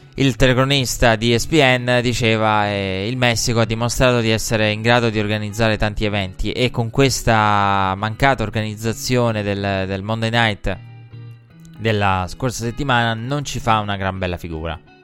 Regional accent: Italy

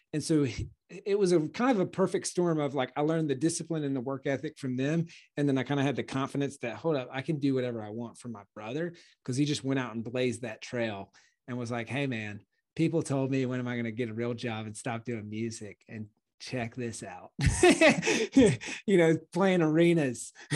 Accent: Clemson, South Carolina, United States; moved away as an adult; also born or lived in Charleston, South Carolina; now in Austin, United States; I grew up in Clemson

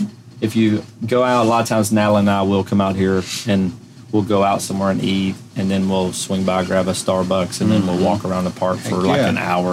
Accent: El Dorado, Arkansas, United States; now in Nashville, United States; Did you know I was from El Dorado?

